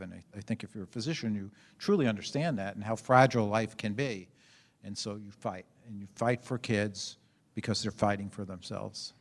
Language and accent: English; New York City, New York, United States; moved away; I was born and raised in New York City in Brooklyn, actually. Um, and, and in If people know Brooklyn, a small part of Brooklyn called Canarsie.